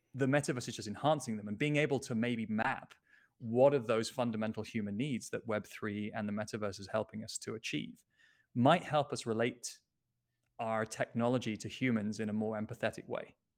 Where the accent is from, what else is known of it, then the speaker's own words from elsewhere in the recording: United Kingdom; now in Lisbon, Portugal; I'm British